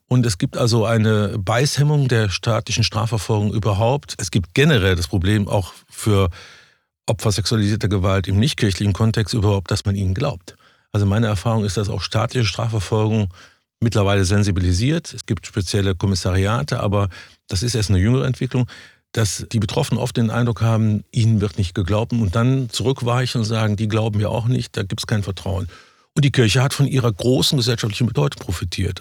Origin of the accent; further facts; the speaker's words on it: Cologne, North Rhine-Westphalia, Germany; ich bin Rheinländer